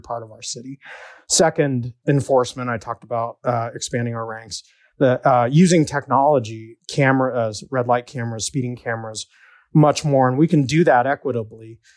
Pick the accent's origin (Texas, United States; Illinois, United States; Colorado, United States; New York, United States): Colorado, United States; Denver; I was born and raised in West Denver by a single mom